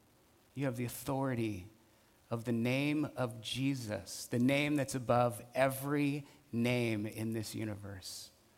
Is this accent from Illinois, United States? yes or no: no; Burton Valley, California, United States; I remember growing up in Burton Valley, my parents … they were amazing, generous, hospitable.